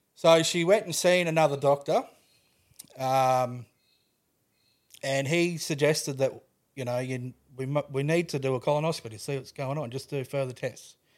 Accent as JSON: {"language": "English", "town": "Toowoomba", "region": "Queensland", "country": "Australia", "tie": "born or raised there", "said": "I grew up in Toowoomba."}